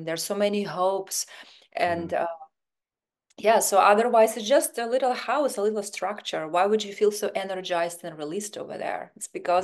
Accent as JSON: {"language": "English", "region": "Siberia", "country": "Russia", "tie": "born or raised there", "second_language": "English", "moved": "as an adult", "lives_now": "Los Angeles, United States", "said": "But I'm originally from Siberia, Russia."}